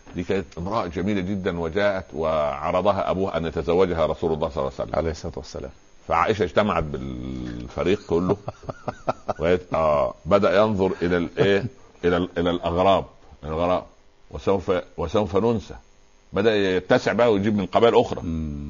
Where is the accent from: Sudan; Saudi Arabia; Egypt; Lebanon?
Egypt; Upper Egypt; عندنا في الصعيد